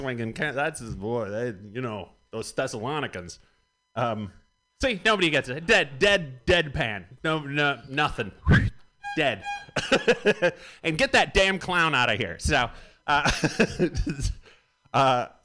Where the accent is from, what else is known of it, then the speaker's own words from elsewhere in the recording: Michigan, United States; moved away; I am from Michigan